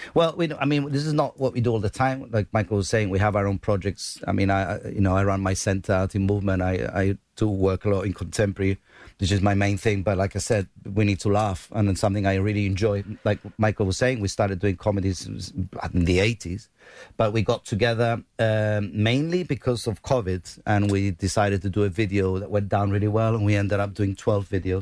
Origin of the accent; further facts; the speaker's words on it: Gibraltar; accent: Llanito; we speak Janito